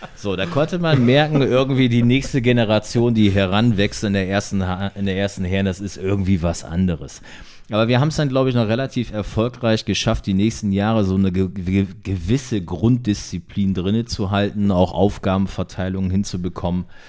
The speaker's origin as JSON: {"language": "German", "town": "Delmhorst", "region": "Lower Saxony", "country": "Germany", "tie": "born or raised there", "said": "ich schon als Deichhorster Jungen aufgewachsen"}